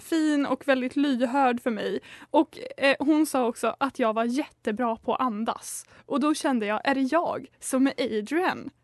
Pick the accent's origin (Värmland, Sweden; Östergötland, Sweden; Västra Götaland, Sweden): Östergötland, Sweden; Linköping; moved away; i somras så var jag hemma i Linky Pink